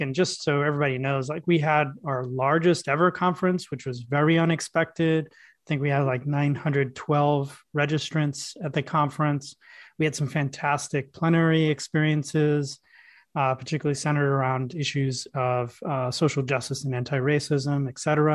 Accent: New York City, New York, United States; I grew up in New York City

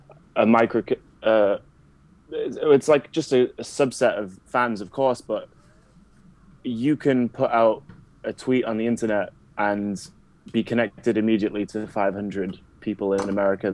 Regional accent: Carlisle, North West England, United Kingdom; moved away as an adult; also born or lived in Manchester; now in United States; So I am English. I was born in Carlisle.

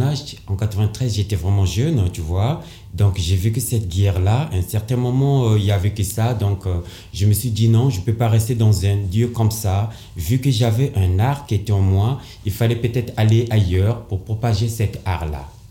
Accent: Brazzaville, Republic of the Congo; moved away; je viens du Congo, Brazzaville. En 93, j'étais tout petit.

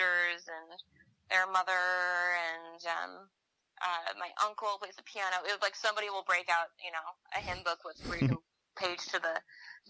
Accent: Seattle, Washington, United States; moved away as an adult; also born or lived in Pacific Northwest; now in New York, United States; growing up in the Seattle area

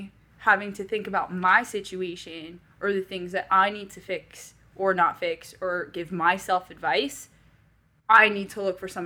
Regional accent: Paris, Île-de-France, France; moved away as an adult; I was born and raised in Paris, France for 18 years.

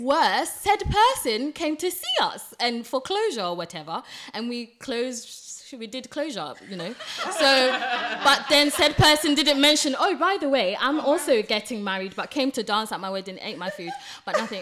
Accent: Ghana; I'm Ghanaian, so obviously I'm gonna be pronouncing things different sometimes

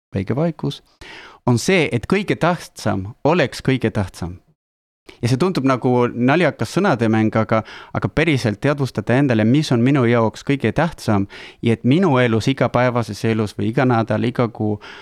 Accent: Argentina; moved away; mina olen pärit Argentiinast

